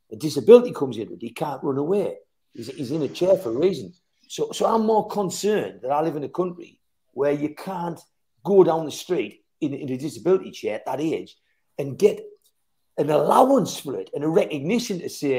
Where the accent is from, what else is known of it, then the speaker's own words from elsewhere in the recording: England, United Kingdom; what concerns you in as a British person living in Britain